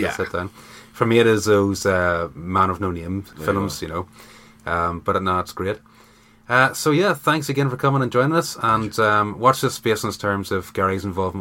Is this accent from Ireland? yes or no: yes; Ireland; as an Irishman